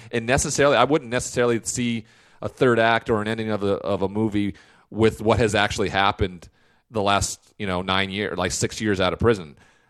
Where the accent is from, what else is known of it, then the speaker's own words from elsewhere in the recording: Montana, United States; I'm from Montana.